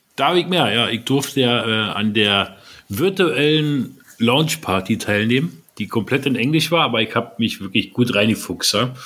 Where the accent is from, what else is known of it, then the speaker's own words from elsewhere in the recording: Berlin, Germany; Wir Berliner